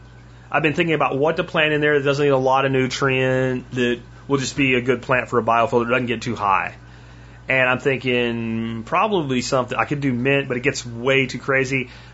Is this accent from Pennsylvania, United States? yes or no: yes; Pennsylvania, United States; And when I grew up in Pennsylvania, they're called sunnies.